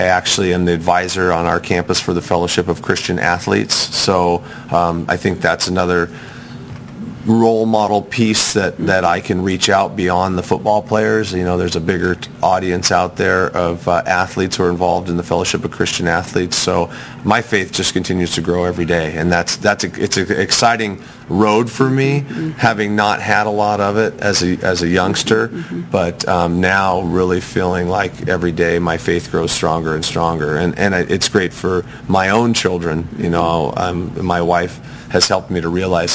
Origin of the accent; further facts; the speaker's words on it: Mammoth Lakes, California, United States; now in Irvine, United States; I grew up in the ski town of Mammoth Lakes